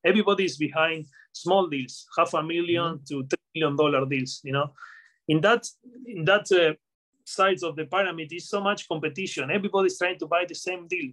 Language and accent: English; Patagonia, Argentina; moved away; also born or lived in United Kingdom; I'm from I'm from Patagonia, Argentina, from the south of Argentina